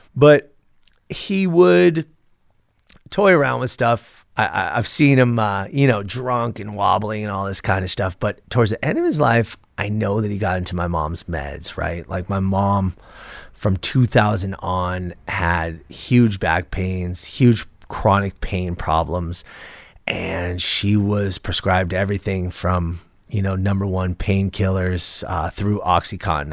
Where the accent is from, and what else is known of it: Los Angeles, California, United States; born or raised there